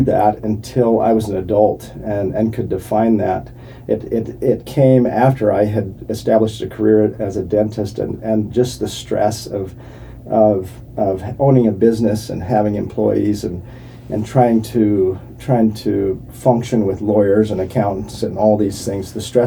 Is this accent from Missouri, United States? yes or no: no; Provo, Utah, United States; I grew up in Provo, Utah